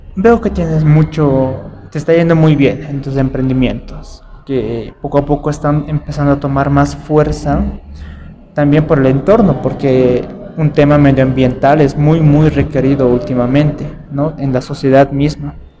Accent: Bolivia; soy de Bolivia, soy de acá, mis papás son del área rural

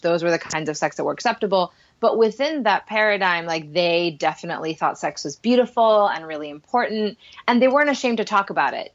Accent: Puerto Rico; English is a second language; I grew up in Puerto Rico, so that wasn't our first language

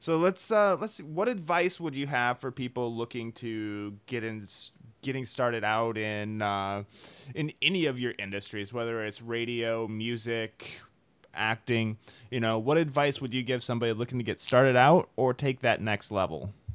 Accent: Midwest, United States; now in Bay Area, California, United States; I'm from the Midwest

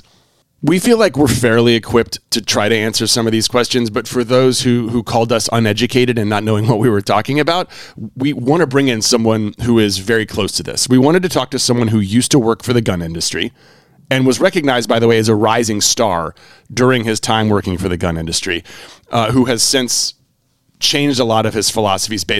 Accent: North Carolina, United States; I grew up in North Carolina.

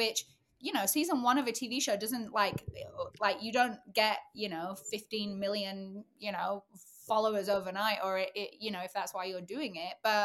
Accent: England, United Kingdom; moved away; I'm the English chick on the show

